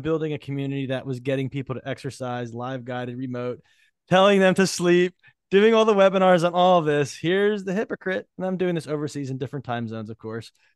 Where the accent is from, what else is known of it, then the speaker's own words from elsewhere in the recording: New Jersey, United States; I'm from Jersey